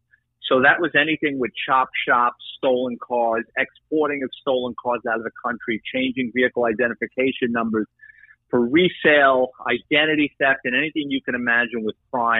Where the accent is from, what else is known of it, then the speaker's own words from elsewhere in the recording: New York City, New York, United States; I'm a city kid, born and raised in the Bronx.